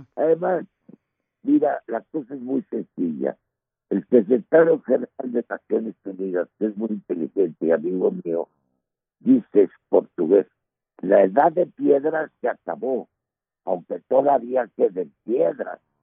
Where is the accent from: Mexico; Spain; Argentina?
Mexico; Yo soy el mexicano